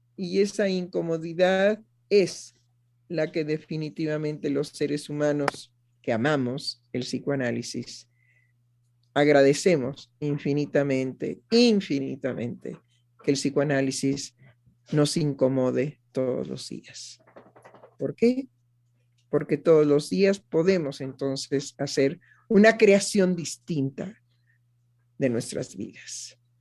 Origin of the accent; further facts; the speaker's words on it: Mexico; en mi país, en México